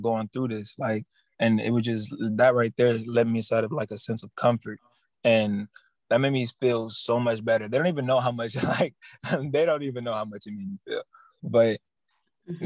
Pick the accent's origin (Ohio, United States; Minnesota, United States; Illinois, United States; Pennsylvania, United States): Ohio, United States; Cleveland; Originally, I'm from Cleveland, Ohio